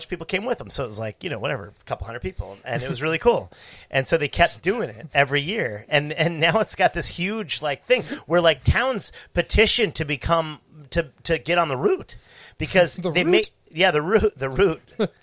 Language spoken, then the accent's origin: English; Wisconsin, United States; I'm from Wisconsin